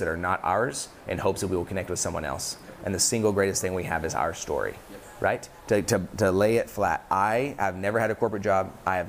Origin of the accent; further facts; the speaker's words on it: Dallas, Texas, United States; also born or lived in Kansas; I was born in Kansas and I lived there for about a week. Moved back to Dallas.